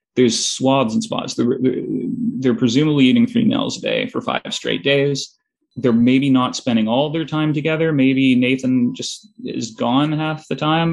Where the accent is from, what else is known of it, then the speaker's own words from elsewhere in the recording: Toronto, Ontario, Canada; I'm from Toronto.